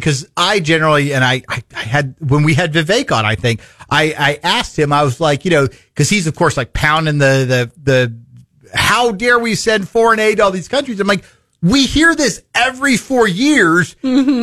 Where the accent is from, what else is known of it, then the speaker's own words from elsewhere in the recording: Fort Dodge, Iowa, United States; I was born in Fort Dodge.